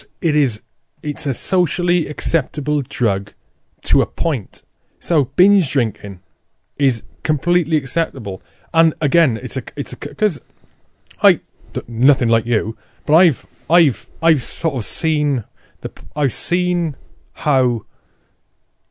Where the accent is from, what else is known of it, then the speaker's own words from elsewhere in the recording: Wales, United Kingdom; growing up in Wales